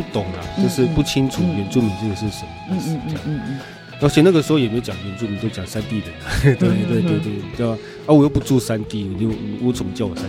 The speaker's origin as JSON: {"language": "Chinese", "town": "Qiaotou", "region": "Kaohsiung", "country": "Taiwan", "tie": "born or raised there", "said": "我在高雄的桥头，桥头出生长大的这样，"}